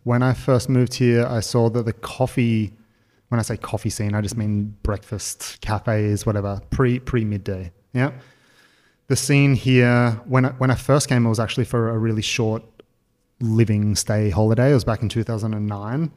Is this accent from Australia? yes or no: yes; Australia; now in Berlin, Germany; being an Australian